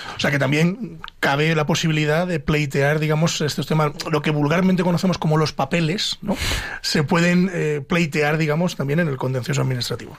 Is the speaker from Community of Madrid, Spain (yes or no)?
no; Pedro Bernardo, Castile and León, Spain; Yo que soy de Ávila, de Pedro Bernardo